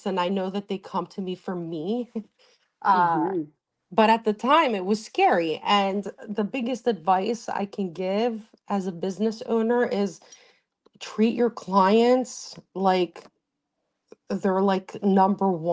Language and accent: English; Greece; now in Wynwood, Pennsylvania, United States; I grew up in Greece with my grandparents.